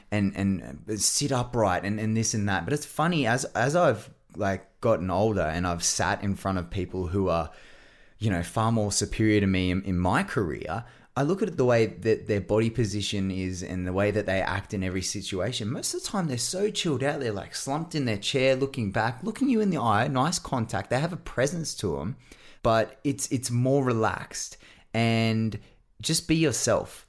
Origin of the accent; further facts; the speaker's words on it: Australia; I'm an Aussie